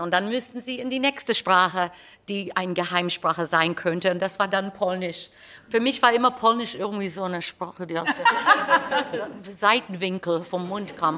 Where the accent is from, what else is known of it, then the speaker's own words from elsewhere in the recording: United States; accent: American; German is a second language; moved away; ich habe einen amerikanischen Akzent, wenn ich Deutsch spreche